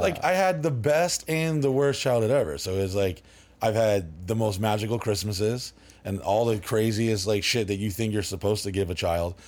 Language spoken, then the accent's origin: English; Dallas, Texas, United States; also born or lived in New Orleans, Louisiana; now in Orlando, United States; after I was born in New Orleans, but we went to, uh, Dallas, Texas area.